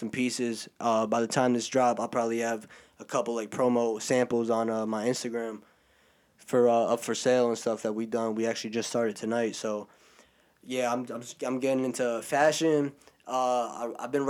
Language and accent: English; New Jersey, United States; I'm from Jersey